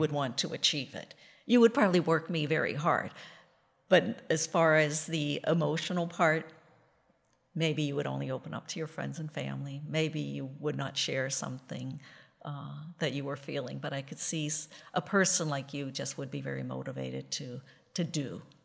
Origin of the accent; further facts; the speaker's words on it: Western Pennsylvania, United States; I grew up in Western Pennsylvania